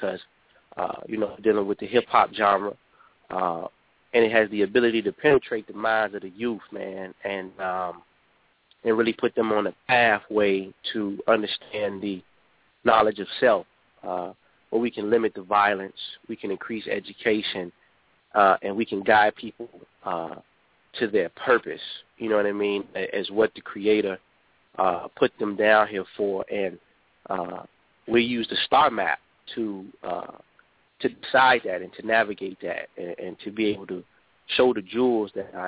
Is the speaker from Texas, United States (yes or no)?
no; Chicago, Illinois, United States; here in Chicago, my hometown